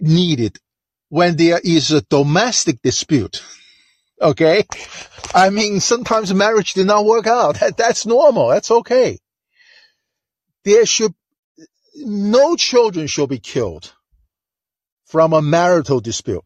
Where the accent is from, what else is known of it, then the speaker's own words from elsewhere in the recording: China; now in United States; I'm from China, and Chinese are very big on education